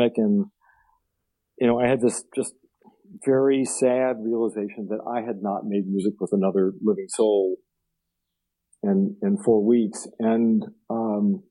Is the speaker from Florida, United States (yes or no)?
no; Blue Ridge Mountains of Virginia, United States; I grew up in near the Blue Ridge Mountains of Virginia